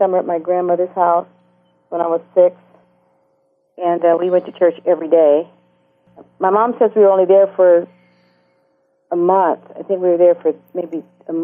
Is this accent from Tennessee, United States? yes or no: no; Los Angeles, California, United States; I grew up in Los Angeles, California, mid-city L.A.